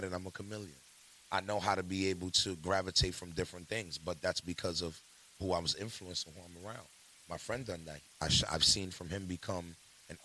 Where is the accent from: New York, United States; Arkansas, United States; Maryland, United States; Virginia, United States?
New York, United States; New York City; I'm from the Bronx, New York